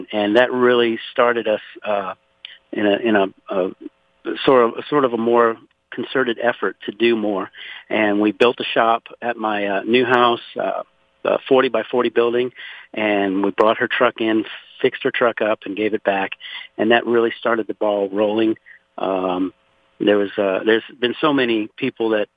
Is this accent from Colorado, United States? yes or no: no; Louisiana, United States; now in Conroe, United States; I was born and raised in Louisiana